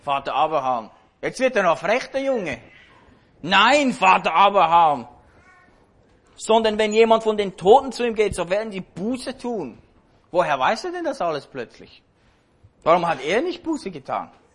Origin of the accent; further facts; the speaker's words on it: Switzerland; hier bei uns in der Schweiz.